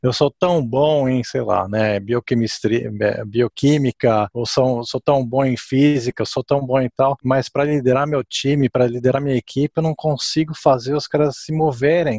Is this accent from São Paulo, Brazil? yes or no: yes; São Paulo, Brazil; moved away as an adult; also born or lived in Japan / Italy / England; now in United States; nasci no Brasil, fui cre cresci lá em São Paulo